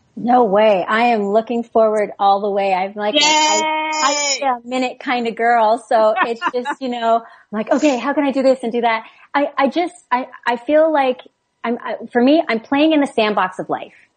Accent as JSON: {"language": "English", "country": "Canada", "said": "We're all Canadian"}